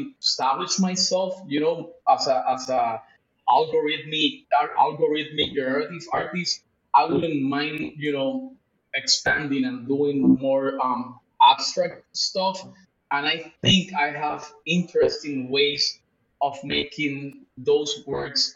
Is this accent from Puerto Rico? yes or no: yes; Puerto Rico; also born or lived in Mexico City, Mexico / Tulum, Mexico; now in Lisbon, Portugal; I was raised in the Caribbean, in Puerto Rico.